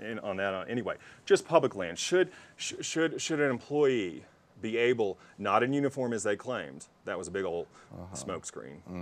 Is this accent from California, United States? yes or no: no; Texas, United States; now in Aspen, United States; I'm a Texan